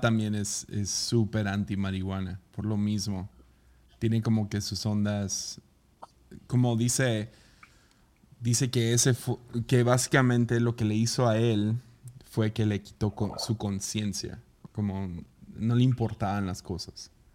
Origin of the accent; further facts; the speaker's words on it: Tepic, Nayarit, Mexico; cuando cumplí 18, salí de Tepica a trabajar a Estados Unidos por unos meses